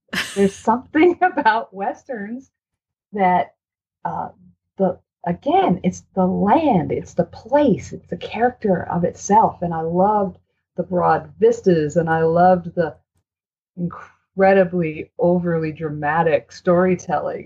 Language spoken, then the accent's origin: English; Maine, United States; I'm from Maine